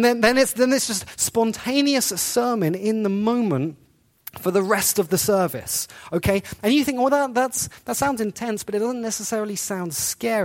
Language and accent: English; England, United Kingdom; So, I grew up in England.